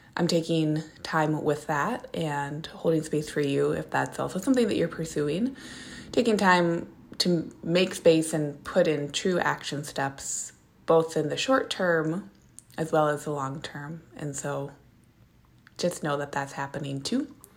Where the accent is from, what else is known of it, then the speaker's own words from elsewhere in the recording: Minneapolis, Minnesota, United States; moved away; I'm from Minneapolis, Minnesota